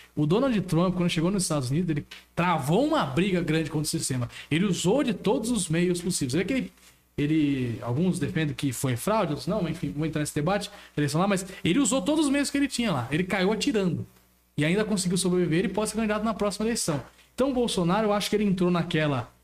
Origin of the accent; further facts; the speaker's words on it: Brazil; Como brasileiros